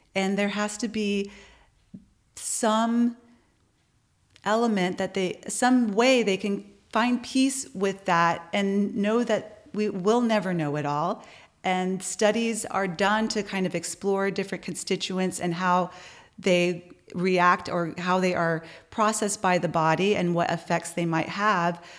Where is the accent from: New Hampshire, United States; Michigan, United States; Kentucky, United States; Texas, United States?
Texas, United States; San Antonio; now in Austin, United States; from San Antonio